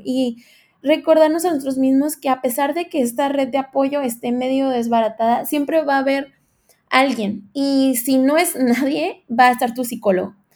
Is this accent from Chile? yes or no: no; Tijuana, Baja California, Mexico; soy de Tijuana, Baja California.